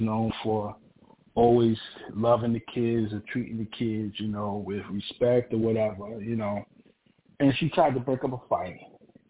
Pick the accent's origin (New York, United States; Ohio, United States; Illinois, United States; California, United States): New York, United States; New York City; I grew up in East New York